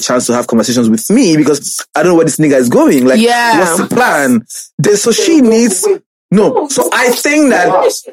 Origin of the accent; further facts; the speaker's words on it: Nigeria; I love being Nigerian, but come on, I could have been Nigerian American